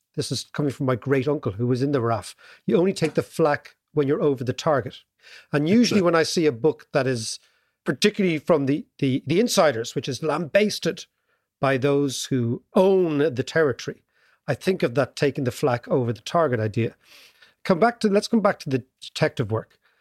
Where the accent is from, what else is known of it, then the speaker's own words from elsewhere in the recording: Ireland; as an Irish kid at the time, young kid